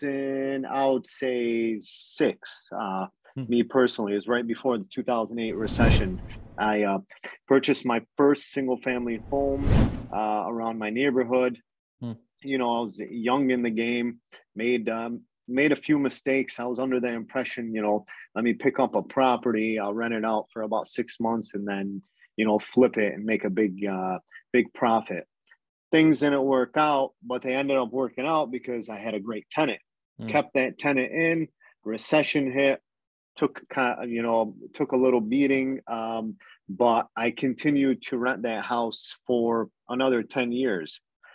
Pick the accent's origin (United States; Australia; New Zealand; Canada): Canada; You're kind of limited as a Canadian due to both sides of the borders, laws